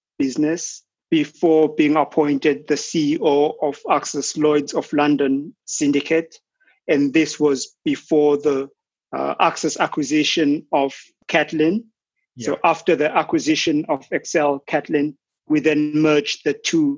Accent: Zimbabwe; moved away as an adult; also born or lived in United Kingdom / Bermuda / Singapore; I'm originally from Zimbabwe, and I moved to the UK initially to go to university

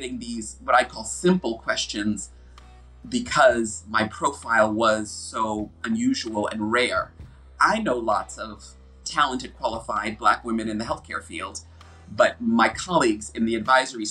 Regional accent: United States; accent: American; moved away as an adult; now in United Kingdom; an American person living and working in the UK

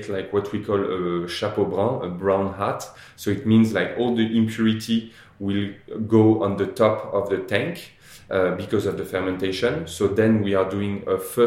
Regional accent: Normandy, France; I grew up in Normandy at the Chateau de Sassy

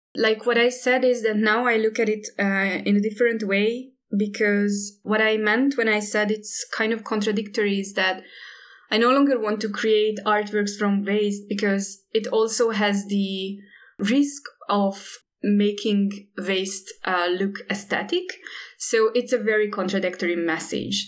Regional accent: Hungary; also born or lived in Indonesia; I'm based in Budapest and, and I'm from Hungary

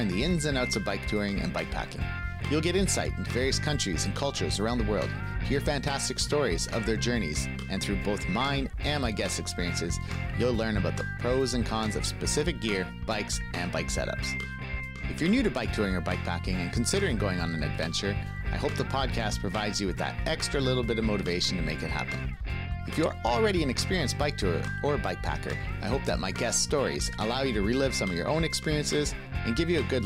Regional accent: Trenton, Ontario, Canada; I grew up in Trenton

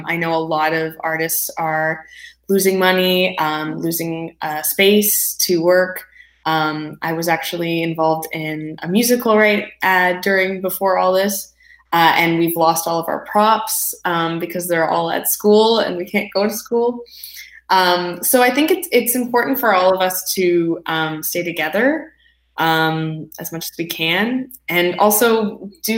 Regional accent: Ottawa, Ontario, Canada; moved away as an adult; now in Toronto, Canada; I come from Ottawa originally, but I moved to Toronto to go to school at Ryerson.

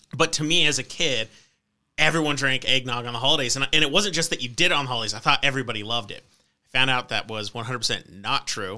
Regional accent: New Mexico, United States; I'm from New Mexico

